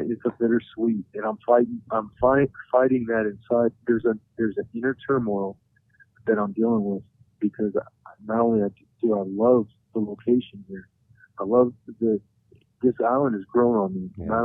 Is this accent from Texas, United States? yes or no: no; North Carolina, United States; also born or lived in Arizona / Hawaii; Well, I grew up in North Carolina. My dad was a Marine, um, but I was born in Arizona. I've been a little bit of everywhere. In uh, my childhood, I was in Hawaii for four years.